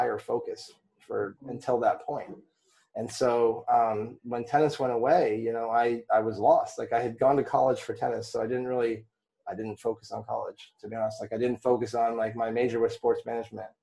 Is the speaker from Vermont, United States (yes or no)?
yes; Vermont, United States; I grew up in Vermont.